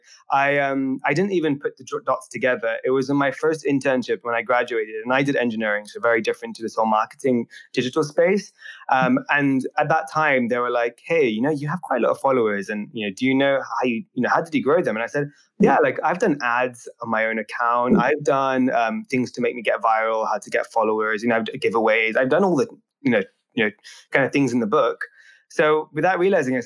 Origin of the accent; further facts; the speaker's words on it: United Kingdom; I am a British entrepreneur